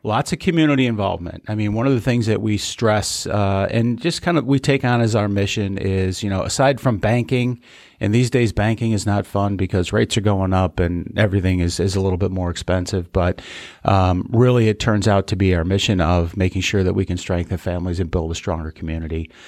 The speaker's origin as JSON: {"language": "English", "town": "Chicago", "region": "Illinois", "country": "United States", "tie": "born or raised there", "moved": "yes", "lives_now": "West Michigan, United States", "said": "Growing up in Chicago"}